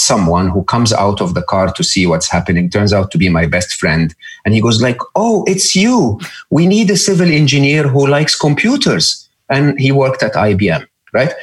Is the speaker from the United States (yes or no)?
no; Egypt; I grew up in Egypt